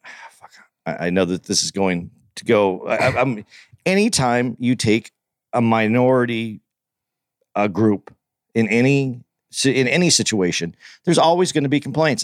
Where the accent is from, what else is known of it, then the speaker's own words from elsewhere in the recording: Tucson, Arizona, United States; I was growing up in Tucson